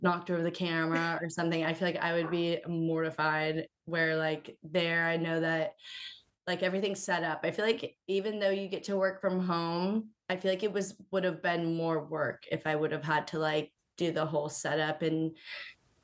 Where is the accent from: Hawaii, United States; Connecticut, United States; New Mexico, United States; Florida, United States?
Florida, United States; moved away as an adult; now in South Carolina, United States; growing up in Florida, most of the time it was very nice